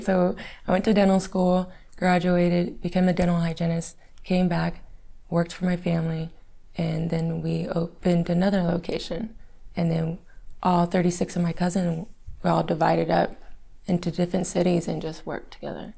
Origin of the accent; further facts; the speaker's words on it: Fort Worth, Texas, United States; I was born in Fort Worth, Texas